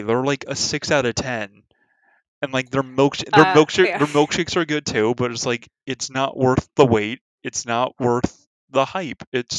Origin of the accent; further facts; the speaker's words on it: California, United States; even speaking as a Californian